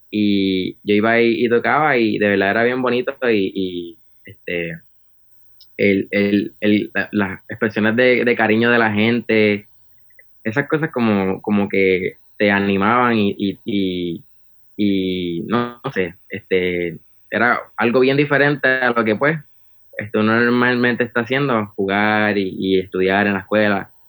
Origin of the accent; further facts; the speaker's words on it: Arecibo, Puerto Rico; Claro. Eh … soy de Arecibo, Puerto Rico y tengo 21 años.